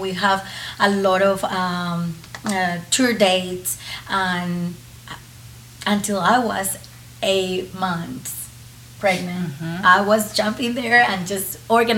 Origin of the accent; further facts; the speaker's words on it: Colombia; first language Spanish; English is a second language; moved away; I grew up in Colombia just with Spanish